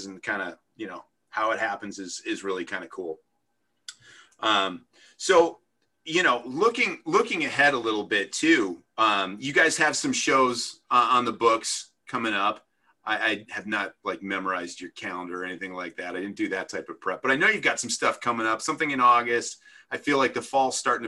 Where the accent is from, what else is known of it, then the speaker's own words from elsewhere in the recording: Vernon, New Jersey, United States; moved away; I'm originally from Vernon.